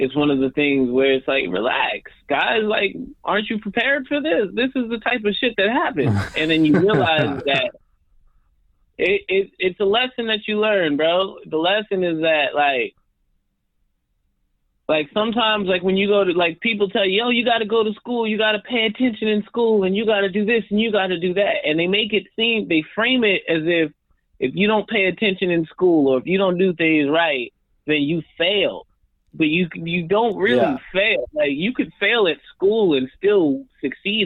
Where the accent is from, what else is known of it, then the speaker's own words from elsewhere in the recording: Albuquerque, New Mexico, United States; moved away as an adult; now in New York City, United States; I'm from New Mexico, man. I'm not from the city